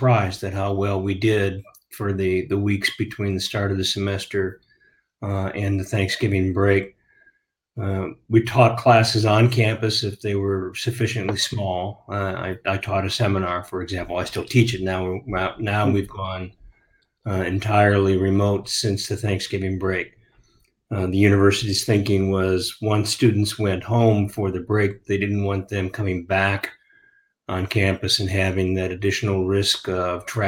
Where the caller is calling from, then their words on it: Lee's Summit, Missouri, United States; also born or lived in Iowa; calling in from Lee's Summit, Missouri, which is in metropolitan Kansas City area